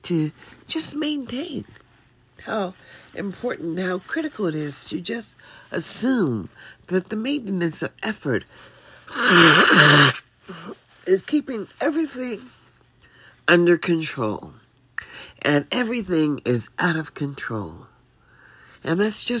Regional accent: Mississippi, United States; I was born in Mississippi

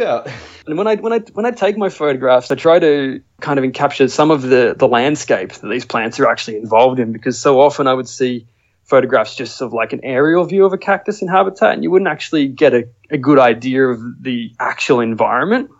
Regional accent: Australia; I'm an Australian photographer and traveler

